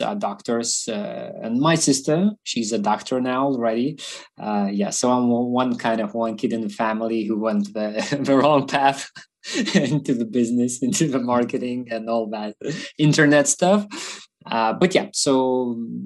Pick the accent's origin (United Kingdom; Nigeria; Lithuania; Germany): Lithuania; Vilnius, Vilnius County; I've been born in Vilnius, Lithuania.